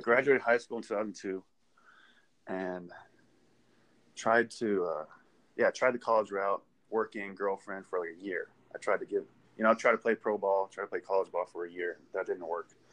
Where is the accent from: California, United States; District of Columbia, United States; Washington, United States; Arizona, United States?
California, United States; Southern; now in Texas, United States; I grew up in California, Southern California